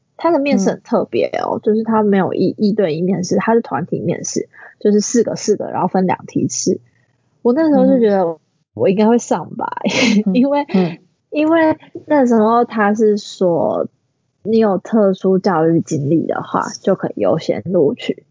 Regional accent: Tainan, Taiwan; moved away as an adult; now in Taipei, Taiwan; 我原本是台南人嘛

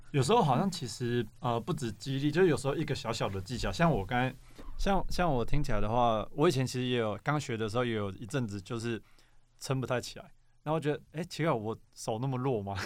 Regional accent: Xinzhuang, New Taipei, Taiwan; now in Banqiao, Taiwan; 我本来是新中人，所以我小时候其实在福大附近长大

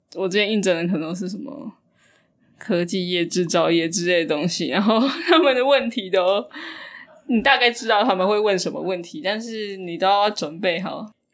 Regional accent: Taiwan; 虽然我们台湾人刻苦耐劳

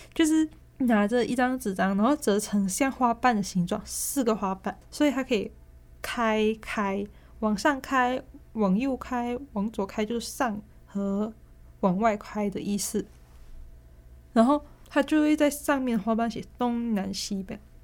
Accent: Malaysia; accent: Malaysian; now in Taiwan; 就你会听到比较多我马来西亚的口音

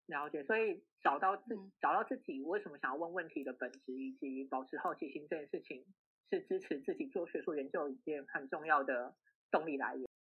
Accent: Taiwan; 在台湾土生土长的小孩

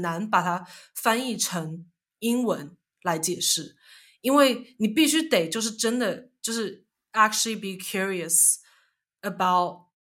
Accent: China; moved away; 我从小在中国长大

